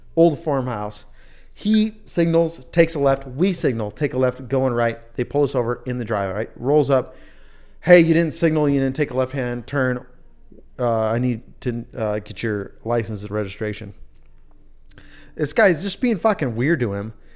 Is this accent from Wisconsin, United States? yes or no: yes; Wisconsin, United States; now in Idaho, United States; a guy from Wisconsin